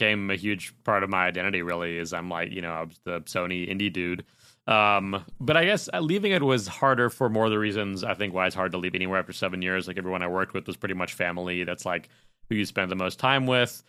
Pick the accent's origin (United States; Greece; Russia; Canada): United States; Chicago, Illinois; moved away as an adult; now in California, United States; growing up in Chicago, that's where I was working at E B